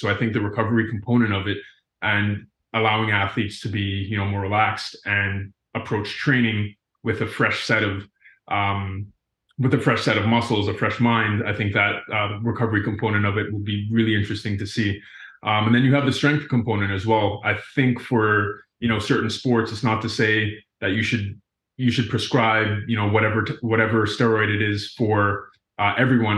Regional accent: Cayman Islands; moved away as an adult; also born or lived in Florida, United States; I grew up in the Cayman Islands, uh, before attending school at the University of Florida

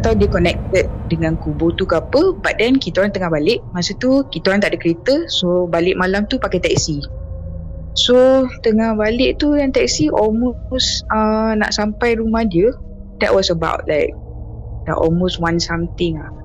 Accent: Kuala Lumpur, Malaysia; I asal dari KL

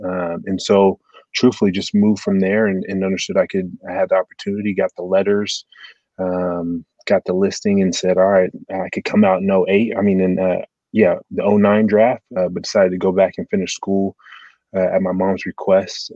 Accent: Portland, Oregon, United States; moved away as an adult; also born or lived in Nebraska / Detroit; born and raised in Portland, Oregon, to two immigrant parents.

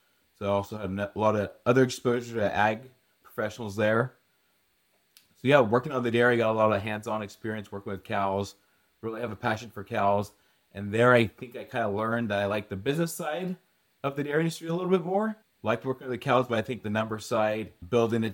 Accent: Hilmar, California, United States; I grew up in Hallmark, California

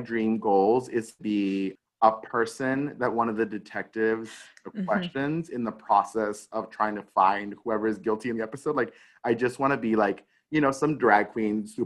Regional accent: El Paso, Texas, United States; growing up in El Paso, because El Paso is predominantly Mexican/Mexican-American folks

